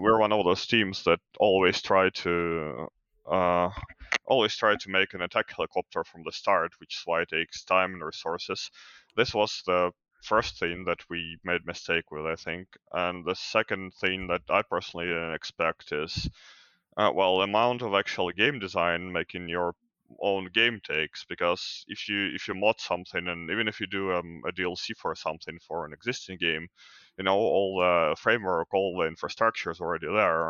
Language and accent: English; Ukraine; I'm from Ukraine